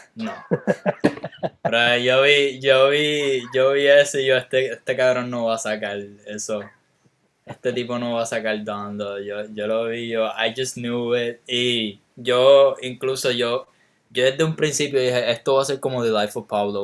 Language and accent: Spanish; Puerto Rico; me siento más, más chileno que puertorriqueño